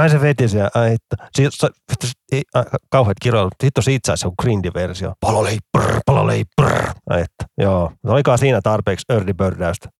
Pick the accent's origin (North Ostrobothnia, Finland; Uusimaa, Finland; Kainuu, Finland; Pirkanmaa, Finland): Uusimaa, Finland; Vantaa; mun kotikulmilla Koivukylässä